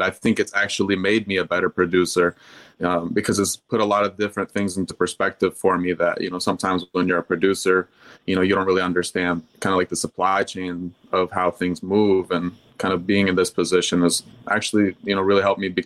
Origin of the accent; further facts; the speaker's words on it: Louisville, Kentucky, United States; also born or lived in Michigan; now in Atlanta, United States; We're from Louisville, Kentucky